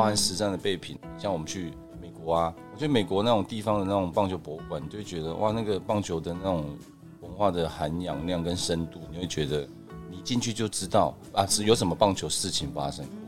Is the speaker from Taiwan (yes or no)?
yes; Taiwan; 我们台湾人